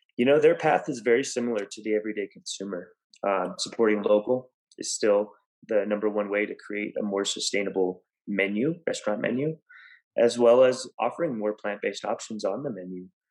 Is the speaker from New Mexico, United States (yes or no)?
yes; Gallup, New Mexico, United States; I was raised in Gallup, New Mexico